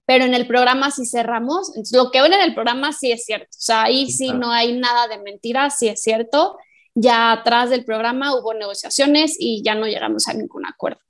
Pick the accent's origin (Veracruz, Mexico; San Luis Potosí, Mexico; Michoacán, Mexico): Michoacán, Mexico; Morelia; las dos somos de Morelia, orgullosas morelianas